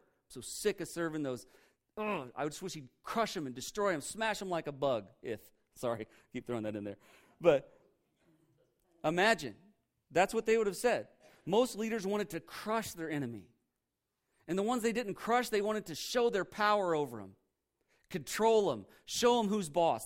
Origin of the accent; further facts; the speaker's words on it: Indiana, United States; I'm from Indiana